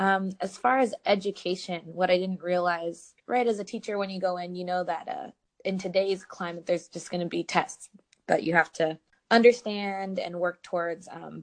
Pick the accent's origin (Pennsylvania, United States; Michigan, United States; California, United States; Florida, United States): California, United States; moved away as an adult; also born or lived in Bay Area / Central Valley; now in New Orleans, United States; I am originally from California, most recently from the Bay Area, before that, the Central Valley. And I decided to move to New Orleans.